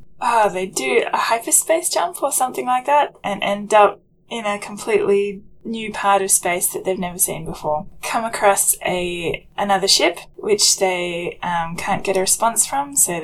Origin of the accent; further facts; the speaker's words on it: Australia; being Australian